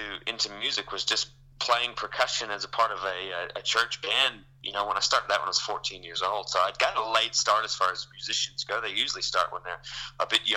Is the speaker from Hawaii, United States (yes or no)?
no; Texas, United States; moved away as an adult; now in Australia; I grew up in Texas